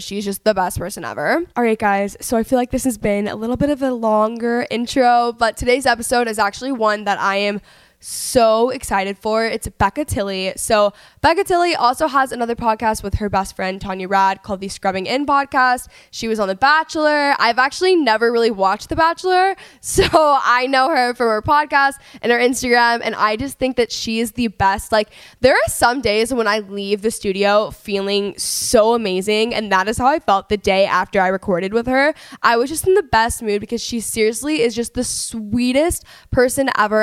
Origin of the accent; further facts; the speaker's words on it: Dallas, Texas, United States; now in Los Angeles, United States; I'm from Texas